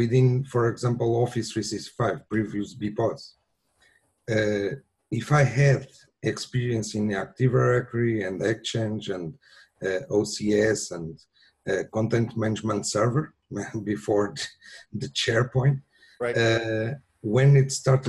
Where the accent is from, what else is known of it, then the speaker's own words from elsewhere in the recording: Lisbon, Portugal; I'm from Portugal, Lisbon